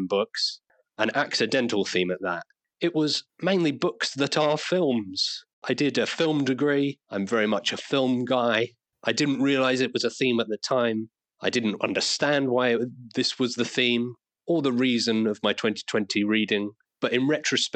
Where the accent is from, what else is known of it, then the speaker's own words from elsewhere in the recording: Isle of Wight, South East England, United Kingdom; now in Liverpool, United Kingdom; I'm from the south. I grew up on the Isle of Wight.